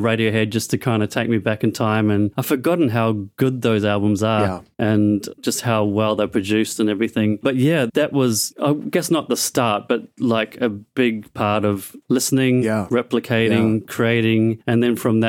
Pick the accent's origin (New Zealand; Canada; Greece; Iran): New Zealand; moved away as an adult; now in Australia; I was born in New Zealand, moved to Australia to do Hillsong College